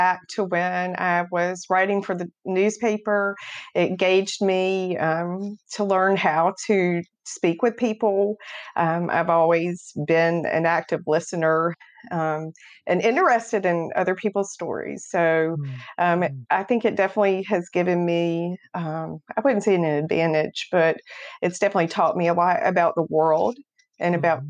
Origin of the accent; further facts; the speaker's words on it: North Carolina, United States; Right. I grew up in Beaufort County on the beautiful Pamlico River, you know, so it's a huge boating, sailing community, and grew up.